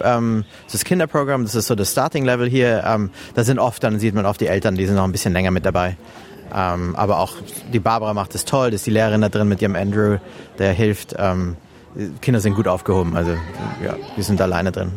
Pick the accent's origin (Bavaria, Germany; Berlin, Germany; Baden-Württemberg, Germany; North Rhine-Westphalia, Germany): Bavaria, Germany; Munich; first language German; moved away as an adult; now in Melbourne, Australia; Ich bin deutschsprachig, ich bin ursprünglich aus München